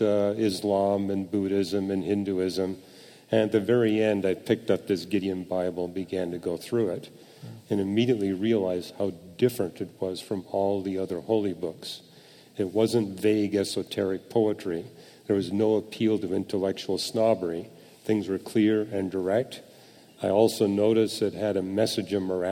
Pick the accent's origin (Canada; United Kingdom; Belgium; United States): Canada; I was born and raised in Canada.